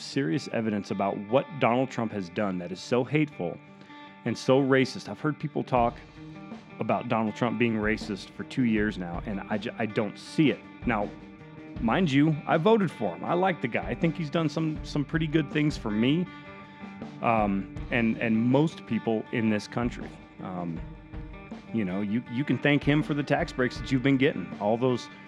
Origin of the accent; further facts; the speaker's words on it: Oklahoma, United States; also born or lived in Texas; growing up in Oklahoma and around Texas